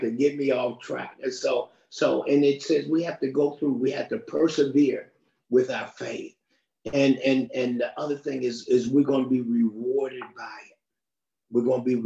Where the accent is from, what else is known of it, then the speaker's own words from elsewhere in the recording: United States; I'm from the United States